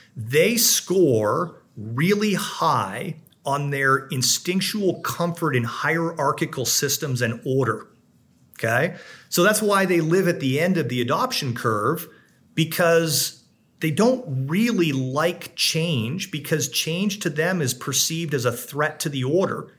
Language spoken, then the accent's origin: English; Canada; now in United States; I'm a Canadian